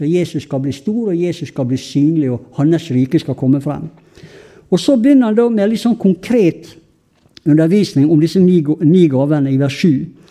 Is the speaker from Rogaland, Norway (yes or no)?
no; Sunnmøre, Møre og Romsdal, Norway; vi er jo sunnmøringer.